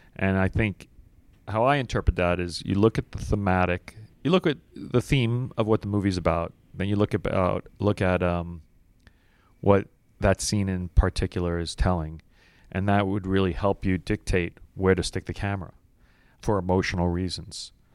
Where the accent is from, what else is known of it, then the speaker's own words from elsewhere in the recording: New York City, New York, United States; I was from Brooklyn.